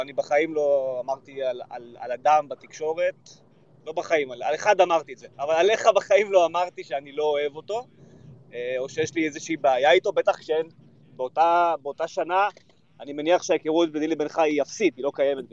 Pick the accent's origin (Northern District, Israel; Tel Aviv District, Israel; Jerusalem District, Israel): Northern District, Israel; Kfar Tavor; גדלתי בכפר תבור, אה, רוב הילדות שלי הייתה בכפר תבור